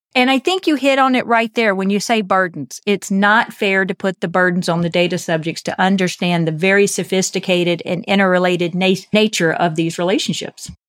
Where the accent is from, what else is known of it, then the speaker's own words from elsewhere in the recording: United States; I'm American